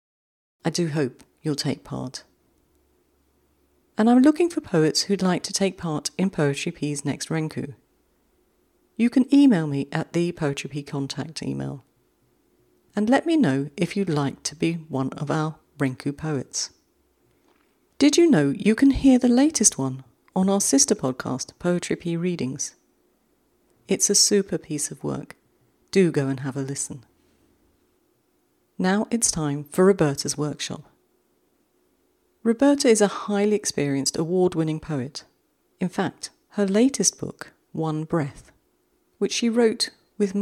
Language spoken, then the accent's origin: English; London, United Kingdom; when I was growing up in the outskirts of London